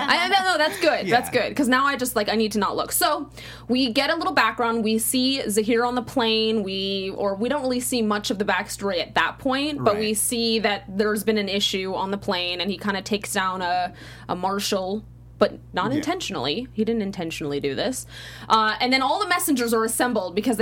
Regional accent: California, United States; I'm a Cali girl too

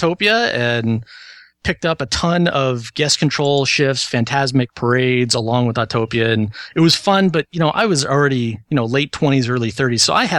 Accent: Covina, California, United States; also born or lived in Anaheim / Seattle; Now I'm in Culver City, but I lived in Anaheim for a couple of years. I grew up in Covina.

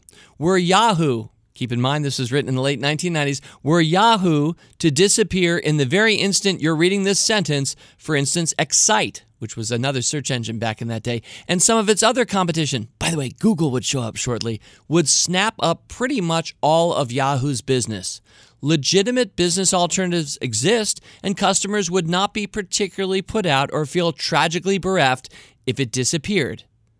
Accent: Wales, United Kingdom; accent: Welsh; sometimes I overamp my Welsh accent.

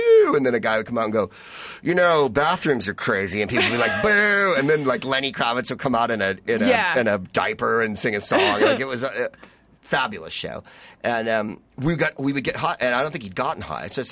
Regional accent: San Francisco, California, United States; I'm just from San Francisco

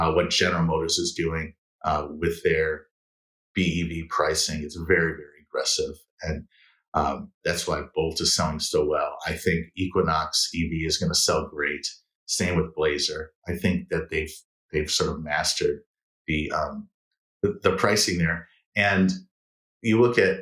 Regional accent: Detroit, Michigan, United States; growing up in Detroit, in the 80s

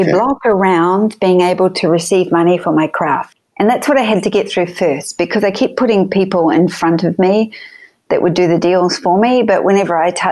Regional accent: New Zealand; moved away as an adult; also born or lived in Sydney, Australia; now in Los Angeles, United States; I was born in New Zealand, raised in New Zealand, and 3 years in Sydney before I came over

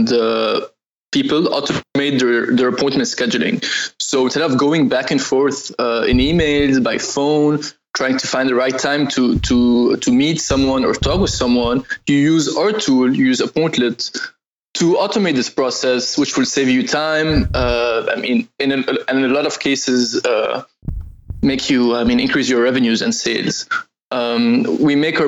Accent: Lebanon; I'm from Lebanon

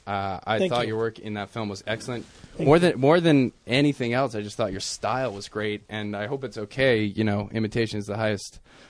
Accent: Winthrop, Massachusetts, United States; accent: Boston; I'm from Winthrop, Massachusetts.

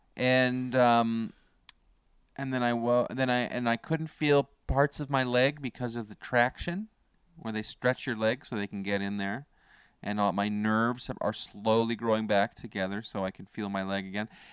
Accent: Canada; I'm from Canada

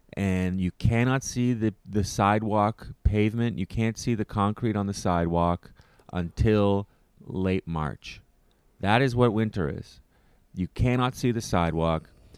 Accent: Canada; a Canadian

